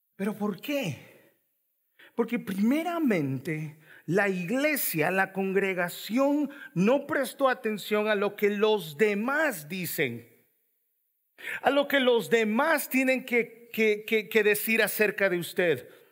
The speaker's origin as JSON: {"language": "Spanish", "country": "El Salvador", "moved": "yes", "lives_now": "Raleigh, United States", "said": "yo soy salvadoreño"}